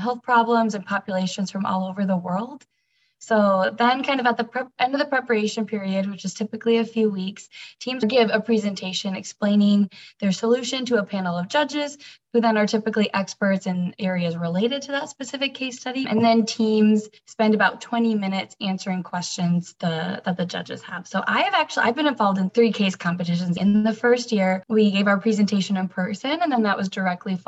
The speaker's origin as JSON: {"language": "English", "town": "Ankeny", "region": "Iowa", "country": "United States", "said": "I am from Ankeny, Iowa as well."}